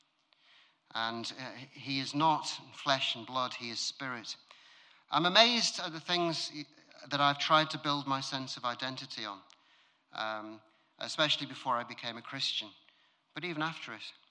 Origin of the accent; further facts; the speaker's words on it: United Kingdom; I'm British